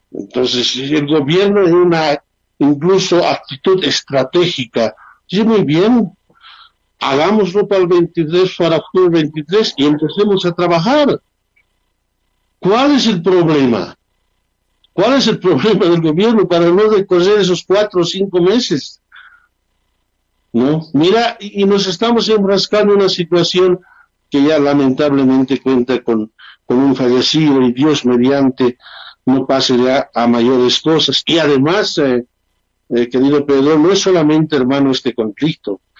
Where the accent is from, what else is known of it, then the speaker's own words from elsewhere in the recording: Bolivia; Somos bolivianos, hemos nacido en esta tierra y nuestro corazón palpita rojo, amarillo y verde y siempre será así hasta el último momento de nuestra vida.